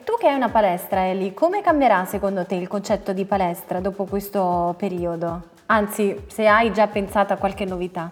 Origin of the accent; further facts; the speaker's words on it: Sicily, Italy; Sono siciliana